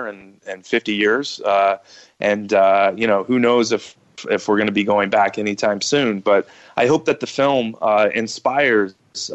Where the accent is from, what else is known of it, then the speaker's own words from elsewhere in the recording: Ohio, United States; I was born and raised in Ohio